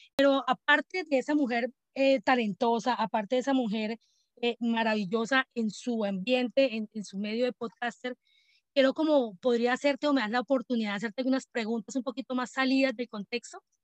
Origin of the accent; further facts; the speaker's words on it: Colombia; now in Atlanta, United States; yo soy de Colombia, pero pues no estoy viviendo en Colombia, vivo en este momento en Atlanta, Estados Unidos